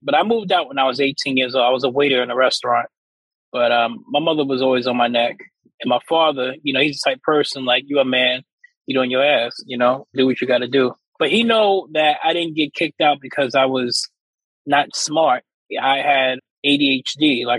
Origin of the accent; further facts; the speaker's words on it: South Jamaica, New York, United States; So I grew up in South Jamaica. I had a great family household. You know, my dad would always be by there. It was me and my brother.